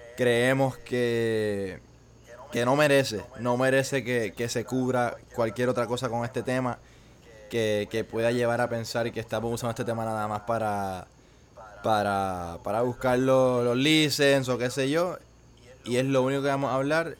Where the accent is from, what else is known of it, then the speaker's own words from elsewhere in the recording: Puerto Rico; como puertorriqueños